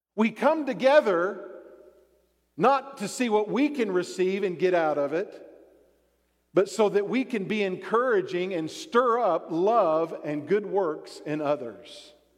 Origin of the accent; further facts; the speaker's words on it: Texas, United States; I like the Cowboys because I grew up in Texas.